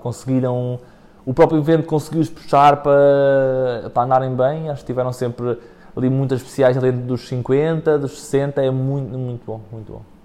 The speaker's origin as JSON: {"language": "Portuguese", "town": "Góis", "region": "Centro", "country": "Portugal", "tie": "born or raised there", "said": "eu sou de Góis"}